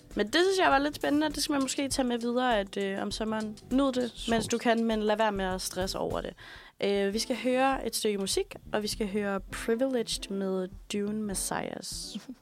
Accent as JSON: {"language": "Danish", "town": "Aalborg", "region": "North Denmark Region", "country": "Denmark", "moved": "yes", "said": "jeg kommer fra Aalborg"}